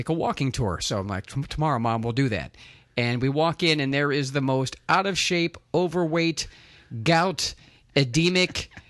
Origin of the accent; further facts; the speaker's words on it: Northeast Ohio, United States; also born or lived in Pittsburgh, Pennsylvania; now in Los Angeles, United States; I went to Ohio, where I'm from. I was born in Pittsburgh, but raised mostly in Northeast Ohio.